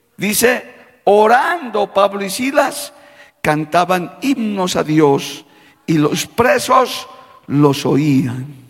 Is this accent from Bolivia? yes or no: yes; Bolivia; como boliviano de tierra adentro que soy